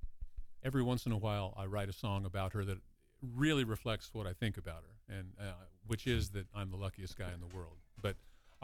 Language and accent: English; Wichita, Kansas, United States; moved away as an adult; now in Arizona, United States; I'm from Wichita, Kansas